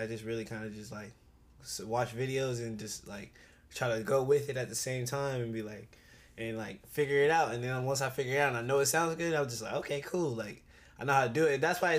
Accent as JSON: {"language": "English", "town": "Oceanside", "region": "California", "country": "United States", "tie": "born there", "also_born_or_lived": "Ohio / Georgia", "said": "I was born in Oceanside, California. And then I moved from Oceanside. See, I've been everywhere. I moved from Oceanside to Ohio. I lived in Ohio for like until I was like six."}